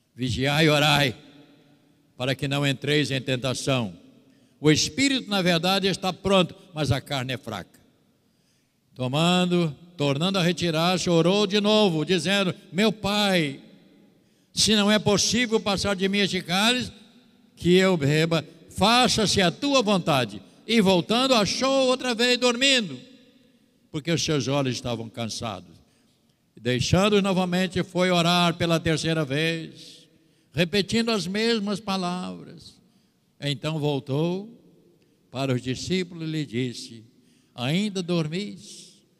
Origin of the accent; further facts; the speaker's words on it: São Fidélis, Rio de Janeiro, Brazil; moved away; São Fidélis, minha terra